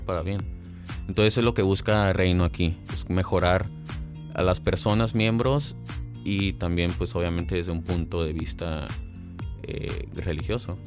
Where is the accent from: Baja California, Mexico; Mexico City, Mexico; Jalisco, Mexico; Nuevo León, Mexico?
Baja California, Mexico; Mexicali; yo nací aquí en Mexicali, en el 2000, hace ya 20 años